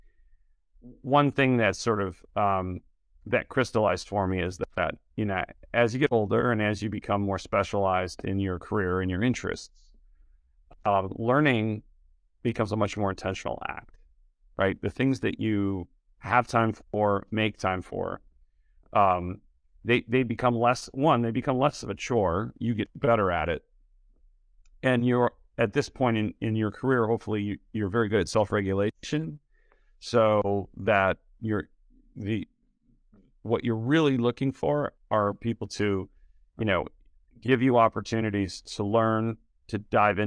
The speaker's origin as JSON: {"language": "English", "town": "Detroit", "region": "Michigan", "country": "United States", "tie": "born or raised there", "also_born_or_lived": "Boston / San Francisco Bay Area", "moved": "yes", "lives_now": "Chicago, United States", "said": "I'm from Detroit originally, to the Detroit area"}